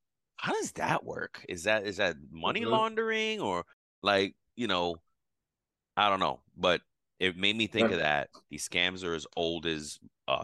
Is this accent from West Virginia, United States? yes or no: no; New York, United States; I'm a New Yorker